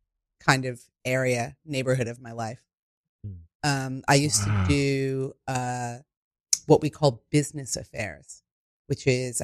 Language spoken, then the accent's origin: English; New York City, New York, United States; born or raised there